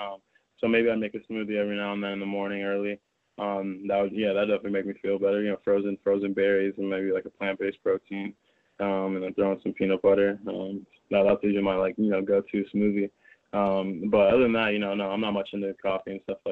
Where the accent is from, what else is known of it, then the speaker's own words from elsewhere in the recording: California, United States; also born or lived in Connecticut, United States; Then I moved to California when I was 7. I was raised here